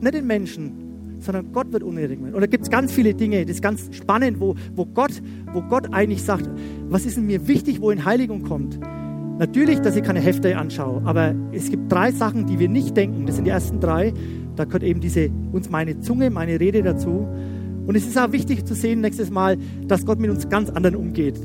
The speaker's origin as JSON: {"language": "German", "town": "Schwabach", "region": "Bavaria", "country": "Germany", "tie": "born or raised there", "said": "bei uns in Schwabach"}